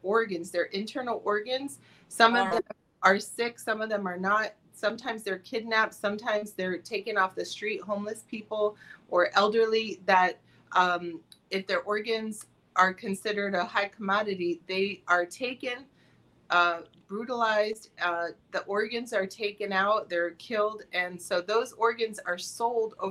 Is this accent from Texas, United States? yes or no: no; Miami, Florida, United States; I was born here in Miami, Florida. And I had one parent who was from Finland and my dad was American. I grew up in South Florida